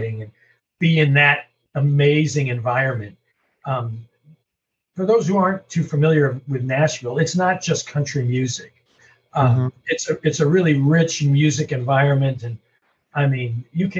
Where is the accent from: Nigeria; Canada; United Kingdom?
Canada; moved away; also born or lived in St. Louis; I'm from Canada originally